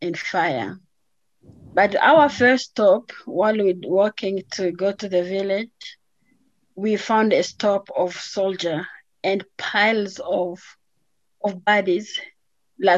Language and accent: English; DR Congo; moved away as an adult; also born or lived in Atlanta, Georgia; now in Colorado, United States; I was born in the Democratic Republic of Congo, which is in the middle of Africa